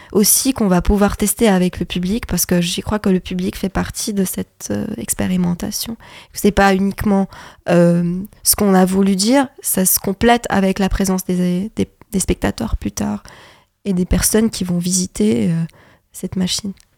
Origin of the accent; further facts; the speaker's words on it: Lebanon; moved away as an adult; now in France; je suis libanaise et donc pendant la, la, la, période où j'ai décidé de venir en France